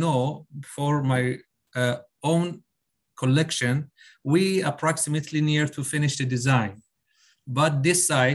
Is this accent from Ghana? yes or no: no; Iran; now in Dubai, United Arab Emirates; I'm living in Dubai. I'm Iranian, but living in Dubai